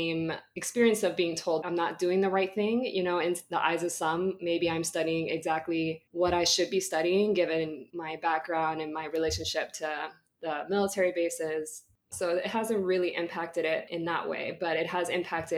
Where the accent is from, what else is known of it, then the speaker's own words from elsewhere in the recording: California, United States; I'm from California